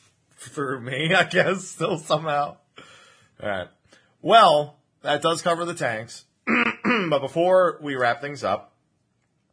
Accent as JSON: {"language": "English", "region": "New Jersey", "country": "United States", "said": "I'm from New Jersey"}